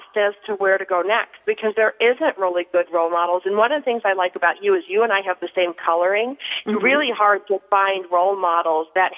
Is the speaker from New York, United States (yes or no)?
yes; Buffalo, New York, United States; now in California, United States; growing up in Buffalo, you know, farm area